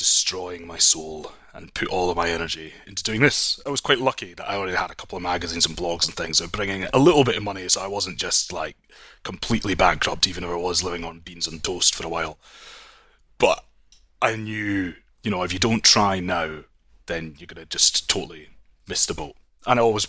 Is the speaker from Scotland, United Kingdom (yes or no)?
yes; Scotland, United Kingdom; being Scottish